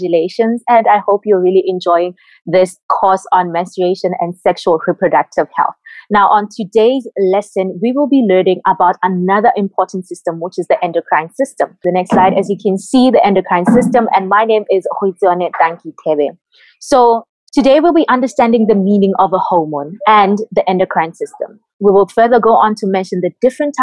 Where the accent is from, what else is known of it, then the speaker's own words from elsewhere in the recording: Botswana; moved away as an adult; now in Cuba; my home country in Botswana